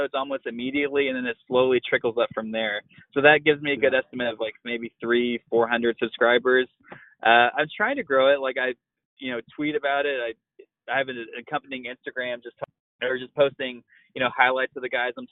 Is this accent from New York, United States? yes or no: no; Dallas, Texas, United States; I'm from Dallas